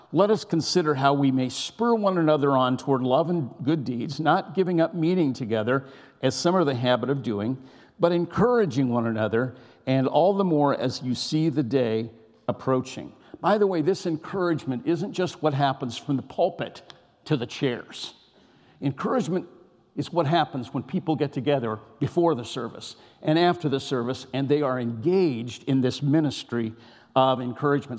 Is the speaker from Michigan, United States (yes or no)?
no; California, United States; I was raised in California